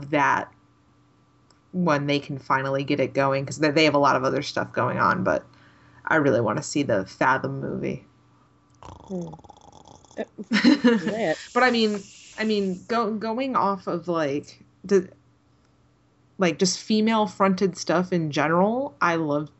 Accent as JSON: {"language": "English", "region": "Connecticut", "country": "United States", "tie": "born or raised there", "moved": "yes", "said": "when I was home in Connecticut in January. And when I was at the comics shop in my hometown"}